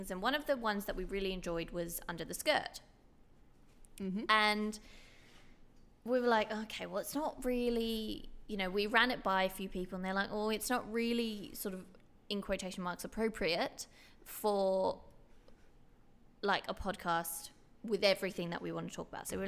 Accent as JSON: {"language": "English", "region": "Styria", "country": "Austria", "tie": "born or raised there", "said": "And so where I grew up in Styria, um, we have obviously Hochdeutsch, which is literally translated to High German."}